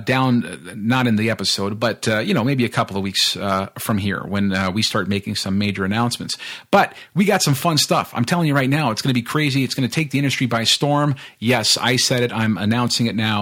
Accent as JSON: {"language": "English", "country": "United States", "moved": "yes", "lives_now": "Canada", "said": "that's my home country. That's where I'm from"}